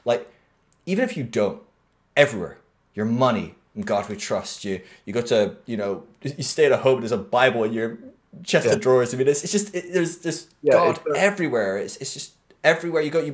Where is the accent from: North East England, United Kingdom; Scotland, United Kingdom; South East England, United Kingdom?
Scotland, United Kingdom; I'm Scottish